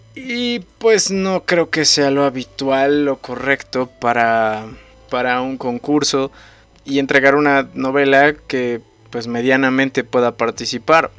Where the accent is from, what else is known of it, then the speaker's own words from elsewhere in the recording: Ecatepec de Morelos, State of Mexico, Mexico; Clínica del Rocío de Catepec de Morelos. Ahí es donde yo nací.